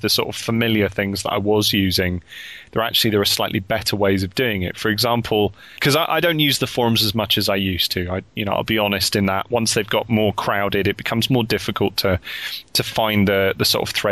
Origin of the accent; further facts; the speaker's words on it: United Kingdom; we're all from the United Kingdom and we're all sort of talking here from the different parts of the United Kingdom on Skype